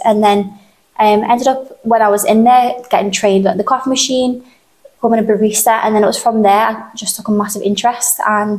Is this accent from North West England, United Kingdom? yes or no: yes; Aughton, North West England, United Kingdom; So I've lived in Aughton my whole life.